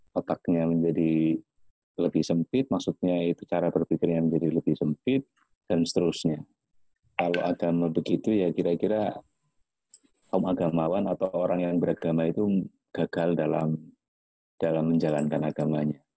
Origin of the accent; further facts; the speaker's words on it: Java, Indonesia; Orang saya Jawa saya nggak apa-apa, tapi mungkin teman atau kerabat saya merasa tersinggung ketika ada lelucon tentang Jawa.